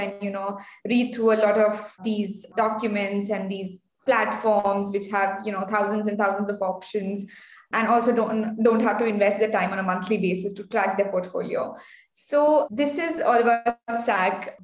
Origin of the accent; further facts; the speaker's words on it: India; also born or lived in Bangalore; I come from India. I'm based in Bangalore